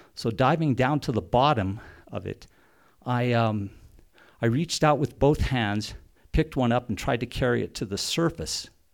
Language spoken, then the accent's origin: English; Silverton, Colorado, United States; Growing up in Silverton, when I was a teenager